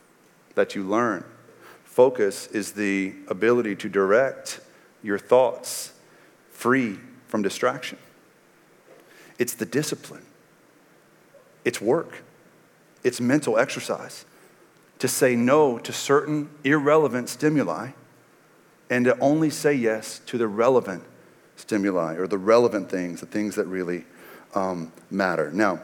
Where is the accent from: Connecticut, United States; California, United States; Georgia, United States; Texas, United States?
Texas, United States; Like when I was a kid growing up in East Texas under the Friday Night Lights culture